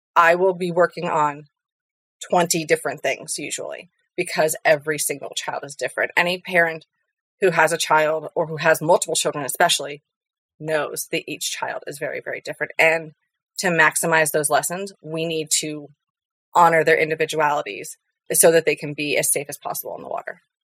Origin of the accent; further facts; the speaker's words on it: the Florida Keys, United States; moved away as an adult; now in Colorado, United States; I was born and raised in the Keys